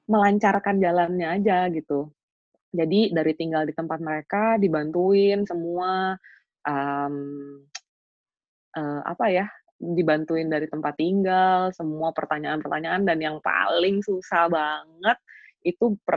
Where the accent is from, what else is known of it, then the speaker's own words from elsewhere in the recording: Jakarta, Indonesia; now in London, United Kingdom; Sedangkan aku tuh datang dari Indonesia dari Jakarta tuh literally kayak turis Cina datang bawa uang di perut